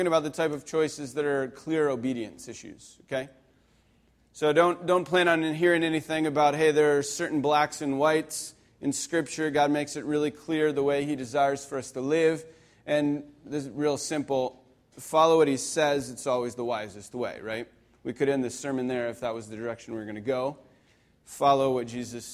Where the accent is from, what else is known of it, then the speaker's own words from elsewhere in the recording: Pennsylvania, United States; moved away; I grew up in Pennsylvania